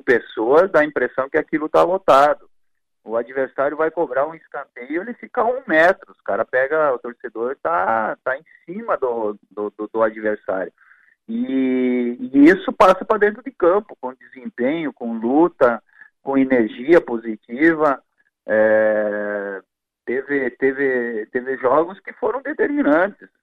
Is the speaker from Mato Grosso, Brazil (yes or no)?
no; Paraí, Rio Grande do Sul, Brazil; also born or lived in Quilombo, Santa Catarina / Paraná; não foi onde eu nasci, mas onde eu me criei